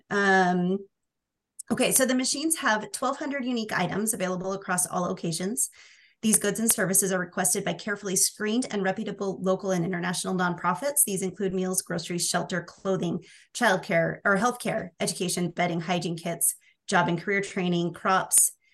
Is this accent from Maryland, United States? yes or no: no; Oregon, United States; now in Utah, United States; I grew up in Oregon